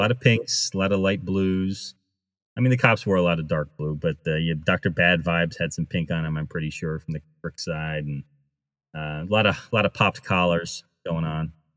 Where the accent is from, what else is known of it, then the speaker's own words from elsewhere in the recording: United States; I grew up near Rhode Island